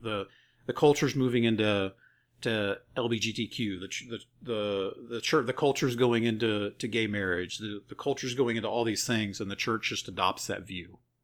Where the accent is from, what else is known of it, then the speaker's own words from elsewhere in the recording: the Bible Belt, United States; I grew up in the Bible Belt